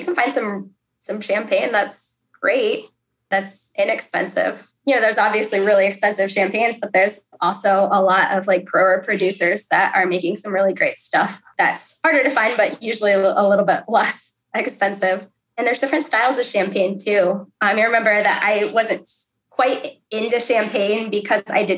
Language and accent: English; Cleveland, Ohio, United States; also born or lived in Columbus, Ohio; I grew up in the Cleveland area.